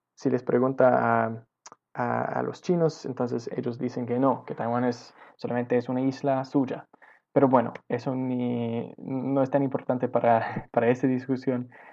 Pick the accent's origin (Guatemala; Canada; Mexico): Canada; Victoria, British Columbia; Spanish is a second language; also born or lived in Shawnigan Lake; yo nací en Victoria, ah, en este pueblito.